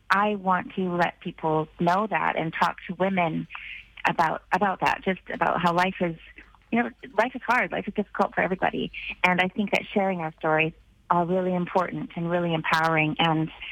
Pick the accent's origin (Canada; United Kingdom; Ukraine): Canada; also born or lived in Vancouver Island; I'm a Canadian girl, and I live in Canada full time now. I'm in my home base on Vancouver Island